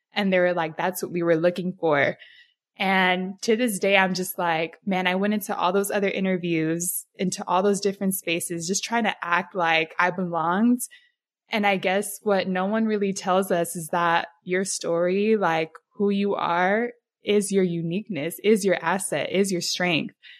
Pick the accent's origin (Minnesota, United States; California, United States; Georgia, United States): California, United States; San Diego; So San Diego, I was born and raised in Southeast, so the hood. Grew up there my whole life